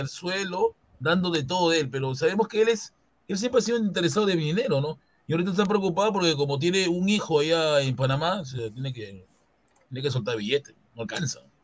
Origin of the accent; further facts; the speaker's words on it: Collique, Lima, Peru; yo me crié en Coyique